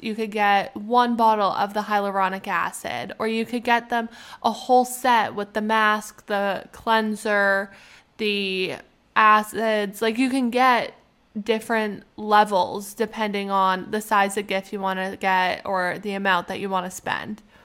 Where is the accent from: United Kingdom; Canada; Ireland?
Canada; being a Canadian